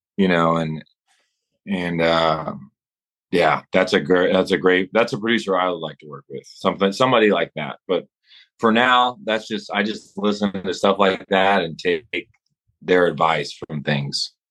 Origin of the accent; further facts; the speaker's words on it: Amarillo, Texas, United States; moved away as an adult; also born or lived in Los Angeles; I'm in Amarillo, my hometown